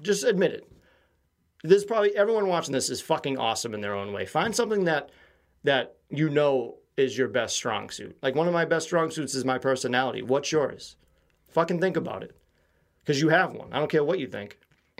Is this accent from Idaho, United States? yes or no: no; Quincy, Massachusetts, United States; I feel like the city I grew up in Quincy has a different type of humor.